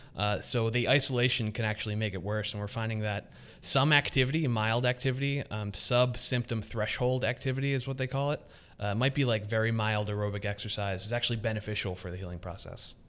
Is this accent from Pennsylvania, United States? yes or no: yes; Philadelphia, Pennsylvania, United States; I grew up in Northeast Philadelphia